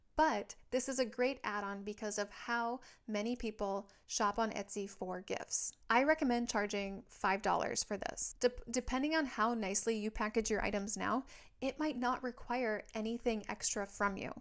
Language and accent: English; Minnesota, United States; now in San Diego, United States; I live in San Diego, California, but I'm from Minnesota